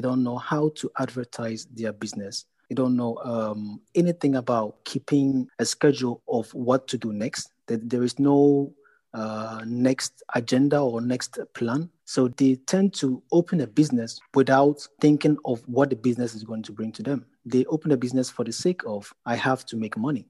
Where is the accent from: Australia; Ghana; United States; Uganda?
Ghana; now in Netherlands; I'm a Ghanaian